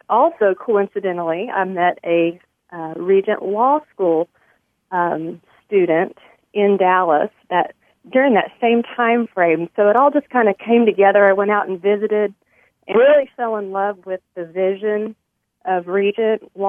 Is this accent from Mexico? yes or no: yes; Mexico; but but also growing up in Mexico afforded me the opportunity to learn new language, uh, new culture, and just giving me a love for for other people groups.